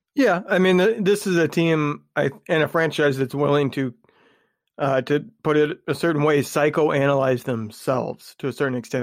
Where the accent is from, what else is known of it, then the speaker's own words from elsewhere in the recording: Indiana, United States; I'm from Indiana